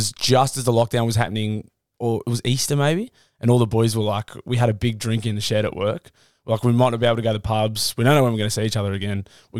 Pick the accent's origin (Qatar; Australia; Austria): Australia; Newcastle, New South Wales; born or raised there; also born or lived in Cheshire, United Kingdom